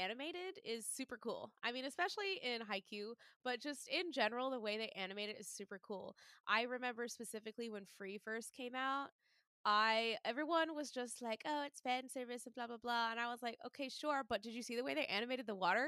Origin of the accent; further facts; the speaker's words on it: Texas, United States; I'm from Texas